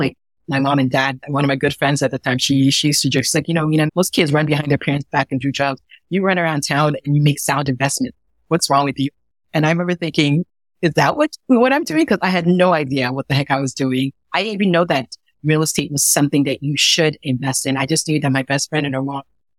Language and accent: English; Ghana; now in New York City, United States; I was born in Ghana, West Africa, and I grew up in a small village